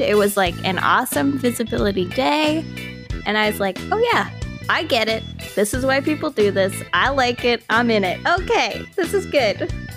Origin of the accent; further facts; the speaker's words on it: Halifax, Nova Scotia, Canada; also born or lived in St. Margaret's Bay, Nova Scotia; I'm, like, a born and raised Haligonian. I was born in Halifax, raised in H R M. I guess I kinda grew up in Saint Margaret's Bay